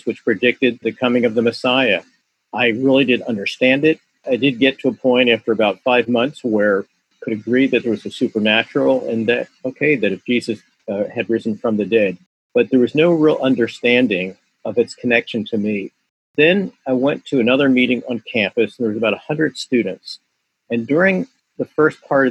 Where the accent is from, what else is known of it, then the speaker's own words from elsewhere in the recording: Philadelphia, Pennsylvania, United States; my background is that I grew up in South Philadelphia